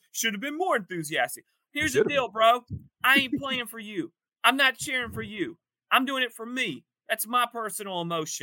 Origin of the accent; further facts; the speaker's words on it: East Point, Georgia, United States; A Georgia man. I'm an Atlanta man. I was born in East Point, ATL-ian